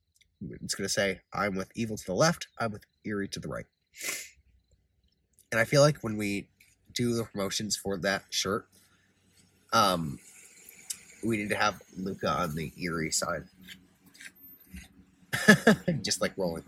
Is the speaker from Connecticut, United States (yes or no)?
yes; Connecticut, United States; We're both from Connecticut